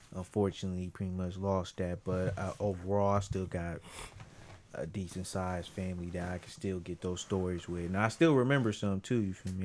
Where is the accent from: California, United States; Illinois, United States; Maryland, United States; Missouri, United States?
California, United States; Oakland; I'm the only person in my family that was really born and raised in Oakland